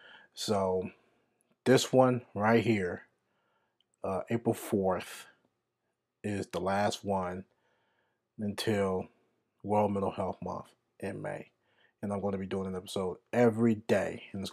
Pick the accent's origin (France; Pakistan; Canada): France; I am 32 years old. My father's from Benin, West Africa. My mother is Italian, and I grew up in France.